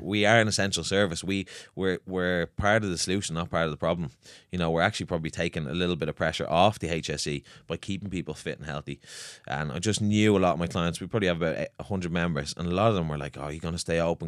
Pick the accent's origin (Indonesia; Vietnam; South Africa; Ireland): Ireland; Swords, Leinster; I'm from Swords.